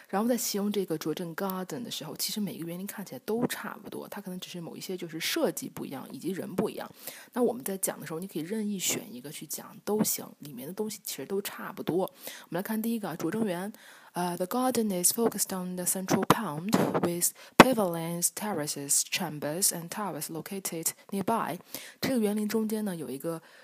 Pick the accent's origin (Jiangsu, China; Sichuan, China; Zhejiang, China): Jiangsu, China; 在我们江苏这边